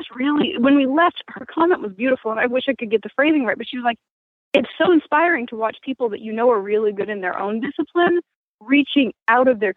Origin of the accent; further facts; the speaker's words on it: Maine, United States; moved away; I grew up in Maine